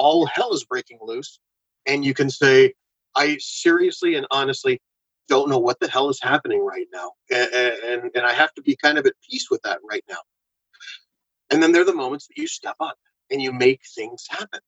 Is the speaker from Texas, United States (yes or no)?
yes; San Antonio, Texas, United States; I grew up in Texas and San Antonio